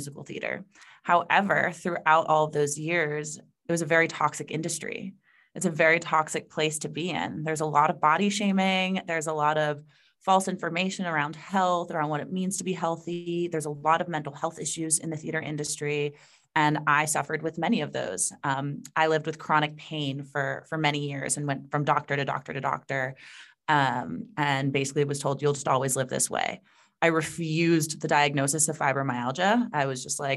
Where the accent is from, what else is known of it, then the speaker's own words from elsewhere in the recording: South Florida, United States; I was raised in South Florida by a bunch of New Yorkers